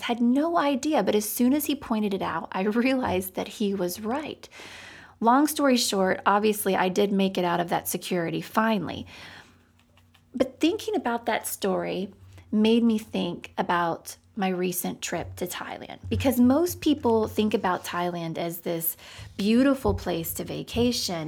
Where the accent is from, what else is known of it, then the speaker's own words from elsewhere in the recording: United States; I'm American